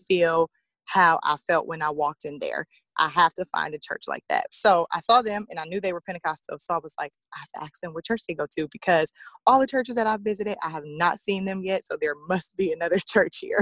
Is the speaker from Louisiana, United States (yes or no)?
yes; Lake Charles, Louisiana, United States; also born or lived in Illinois; a church here in Lake Charles, my hometown